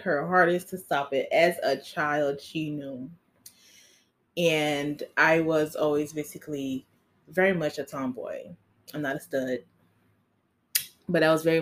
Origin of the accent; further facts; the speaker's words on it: Haiti; moved away; I'm Haitian. I was born in Haiti